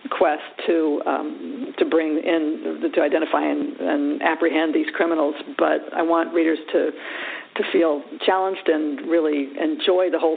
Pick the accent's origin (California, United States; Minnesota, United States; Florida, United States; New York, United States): California, United States; I grew up in California